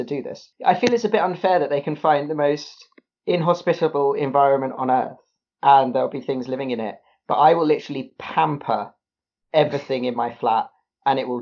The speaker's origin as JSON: {"language": "English", "country": "United Kingdom", "said": "I am a British mammal"}